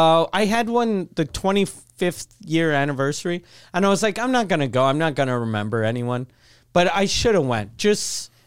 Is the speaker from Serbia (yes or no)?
no; Canada; since we're Canadian